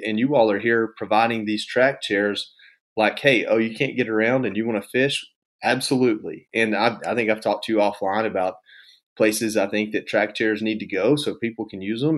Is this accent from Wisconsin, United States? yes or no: no; Georgia, United States; moved away as an adult; also born or lived in Washington, D.C.; I'm from Georgia, and hunting and fishing is a big part of what